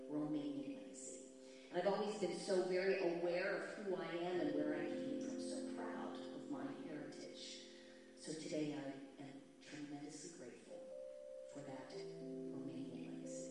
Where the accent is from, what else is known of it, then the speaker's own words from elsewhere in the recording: United States; I'm American